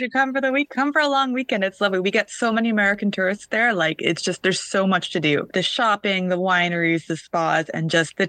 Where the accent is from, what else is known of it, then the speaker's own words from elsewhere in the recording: Toronto, Ontario, Canada; I hail from Toronto, Canada.